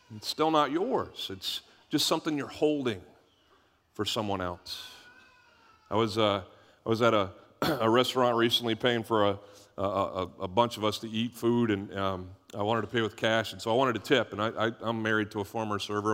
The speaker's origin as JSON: {"language": "English", "country": "United States", "said": "I'm an American"}